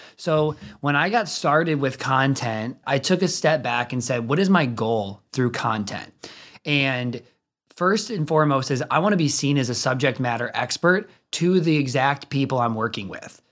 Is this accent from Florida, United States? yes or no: no; suburb of Chicago, near the Illinois-Wisconsin border, United States; moved away as an adult; also born or lived in Minnesota; now in Indianapolis, United States; I'm from, like, a suburb of Chicago, if you're not from the area, if you're from the area, not a suburb of Chicago, like, kind of on the Illinois, Wisconsin border